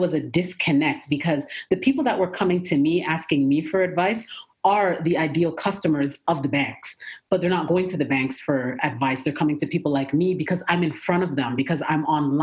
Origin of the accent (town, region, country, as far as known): Toronto, Ontario, Canada; born or raised there; moved away as an adult; now in Atlanta, United States